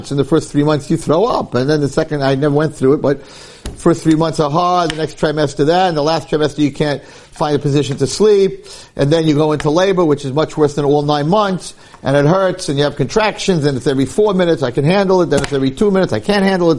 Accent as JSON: {"language": "English", "country": "United States", "tie": "born or raised there", "said": "When I grew up in Muncie, there was a minyan for Mincha and a minyan for Ma'ariv."}